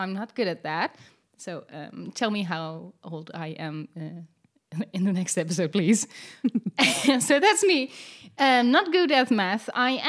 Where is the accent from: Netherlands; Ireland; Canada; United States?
Netherlands; I'm Dutch.